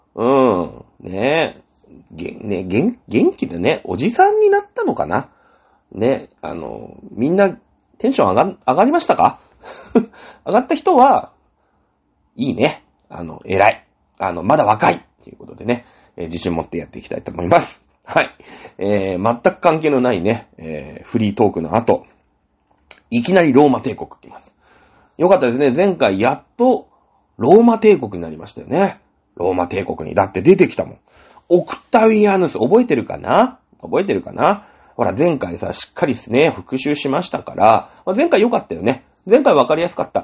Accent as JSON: {"language": "Japanese", "region": "Shizuoka", "country": "Japan", "tie": "born or raised there", "moved": "yes", "said": "僕ね、静岡県で生まれ育ってます。あ、生まれは違うんですけど、そ、 そ、 ほぼほぼしょ、 静岡で育ってるんで"}